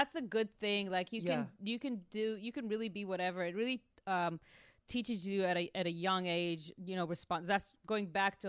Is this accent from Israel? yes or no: yes; Tel Aviv, Tel Aviv District, Israel; moved away as an adult; now in United States; Grew up, born and raised in Tel Aviv.